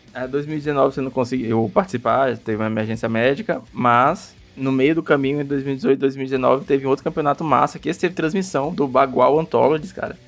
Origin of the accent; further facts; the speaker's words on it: Maranhão, Brazil; A gente é do Maranhão